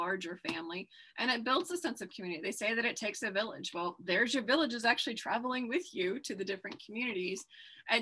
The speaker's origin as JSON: {"language": "English", "region": "Minnesota", "country": "United States", "tie": "born or raised there", "said": "So, I grew up in Minnesota"}